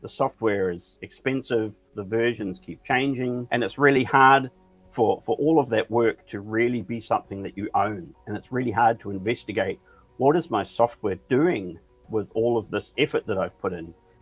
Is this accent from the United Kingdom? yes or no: no; New Zealand; moved away as an adult; now in Denmark; I'm from New Zealand, trained as an architect in New Zealand, and I live in Denmark with my family